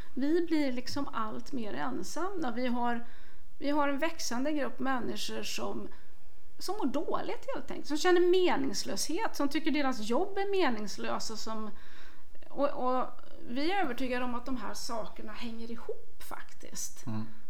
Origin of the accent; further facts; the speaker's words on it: Värmland, Sweden; jag kommer ju från Värmland